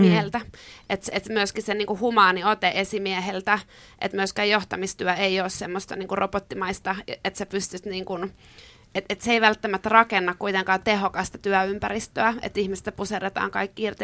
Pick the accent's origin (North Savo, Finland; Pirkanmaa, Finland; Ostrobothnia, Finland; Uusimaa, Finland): Ostrobothnia, Finland; mä oon kasvanut pienellä paikkakunnalla Pohjanmaalla